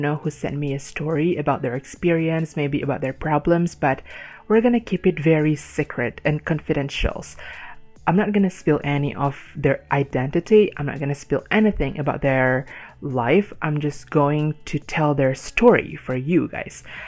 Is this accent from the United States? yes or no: no; Indonesia; English is a second language; I born and raised in Indonesia